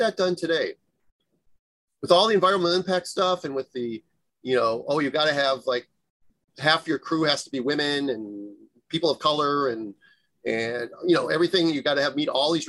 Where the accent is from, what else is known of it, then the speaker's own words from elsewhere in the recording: California, United States; growing up in California beaches